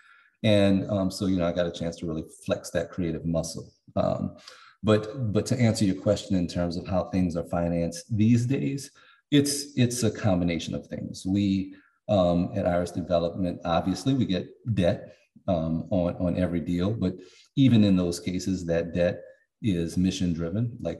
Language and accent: English; New Orleans, Louisiana, United States; I'm from New Orleans